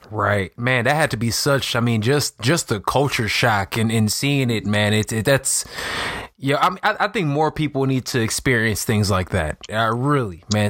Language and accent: English; Chicago, Illinois, United States; I'm from Chicago. I'm from Illinois, so I know like the Midwest